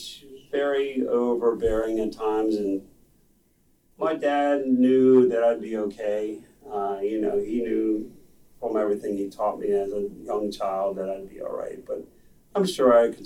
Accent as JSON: {"language": "English", "town": "McLean", "region": "Virginia", "country": "United States", "tie": "born or raised there", "said": "I was raised in McLean, and my parents lived in McLean"}